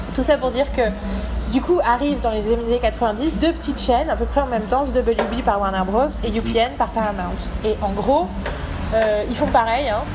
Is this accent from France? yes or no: yes; Paris, Île-de-France, France; je suis une parisienne blanche